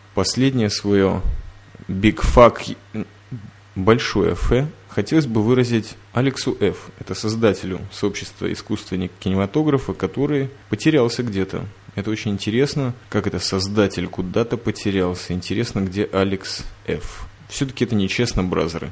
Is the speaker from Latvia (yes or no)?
yes; Riga, Latvia; сам я когда-то в детстве, помню, ходил в Риге с мамой на кинолектории